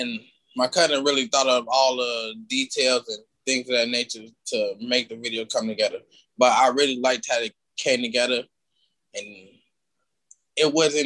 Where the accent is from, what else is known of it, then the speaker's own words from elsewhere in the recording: Chicago, Illinois, United States; growing up in Chicago